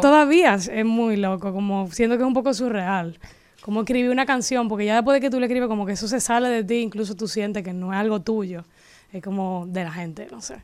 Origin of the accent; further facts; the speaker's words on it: Dominican Republic; accent: Dominican; era dominicana